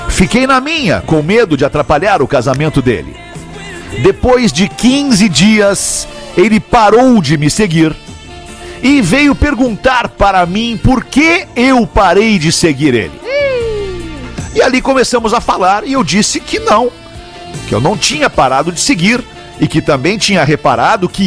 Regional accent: Blumenau, Santa Catarina, Brazil; Eu sou de Blumenau, Santa Catarina e gostaria de contar a minha história com o meu namorado

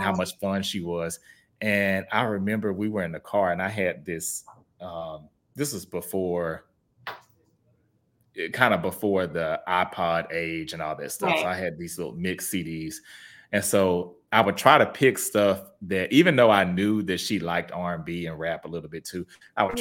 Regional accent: Houston, Texas, United States; moved away as an adult; now in Dallas, United States; I'm from Houston originally

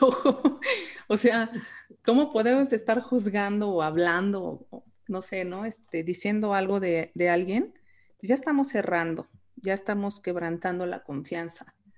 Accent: Mexico; aquí en México

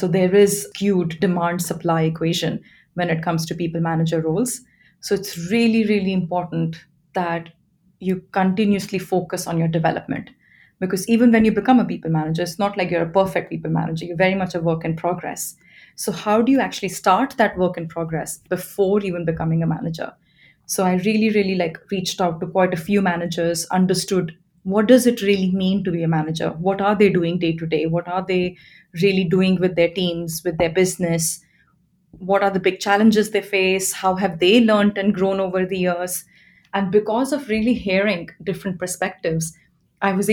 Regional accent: India; moved away as an adult; now in London, United Kingdom; I'm from India and I've been living in London for about 11 years

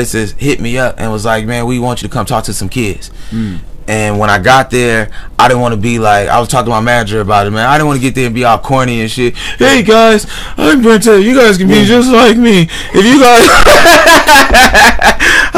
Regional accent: Lynwood, California, United States; growing up in Linwood

